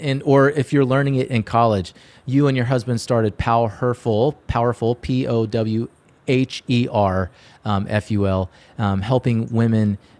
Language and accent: English; Georgia, United States; I'm a kid, I grew up in Georgia.